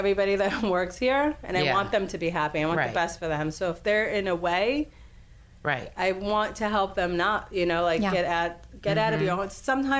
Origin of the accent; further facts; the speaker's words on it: New York, United States; I grew up in New York.